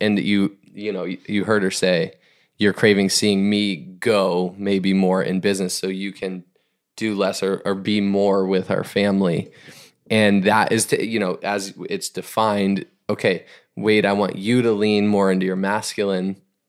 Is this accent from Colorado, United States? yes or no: no; Boston, Massachusetts, United States; I grew up generally in the Boston area, like a little bit of elementary, middle school through high school, and actually after college and into the work.